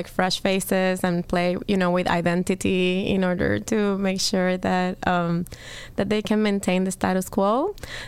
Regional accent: Puerto Rico; now in Chicago, United States; I am from Puerto Rico

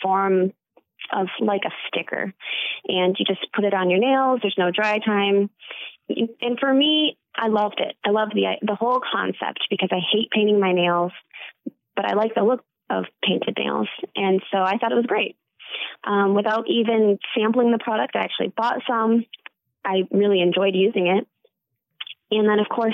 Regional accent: Battle Creek, Michigan, United States; now in Kalamazoo, United States; I grew up in Battle Creek

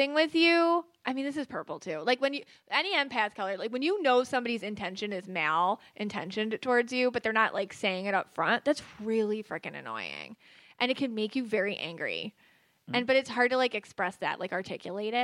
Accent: Buffalo, New York, United States; I'm from Buffalo.

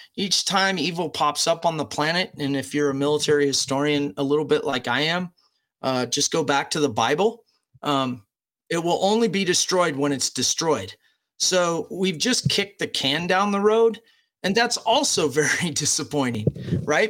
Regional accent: United States

